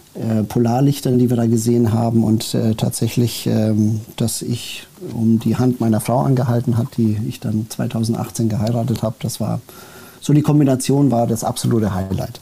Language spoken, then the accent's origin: German; Germany; also born or lived in United States / Saudi Arabia / Spain / Switzerland; Bin mit äh, sechs Jahren nach äh, Deutschland äh, gekommen